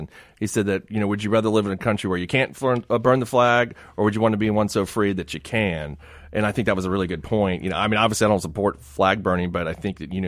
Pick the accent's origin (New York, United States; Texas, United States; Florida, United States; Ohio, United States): Florida, United States; Miami; now in Jackson, Mississippi; I'm from Miami originally